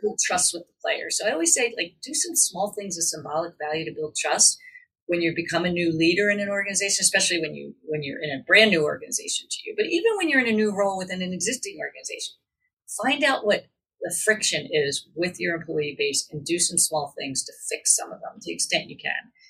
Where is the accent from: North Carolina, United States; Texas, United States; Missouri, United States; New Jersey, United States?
New Jersey, United States; outside Philadelphia, southern; I grew up outside of Philadelphia in southern New Jersey